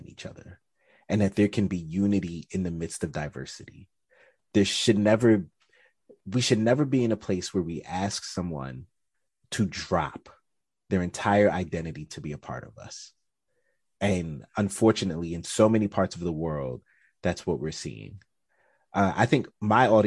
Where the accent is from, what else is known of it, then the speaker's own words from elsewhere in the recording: United States; I'm from America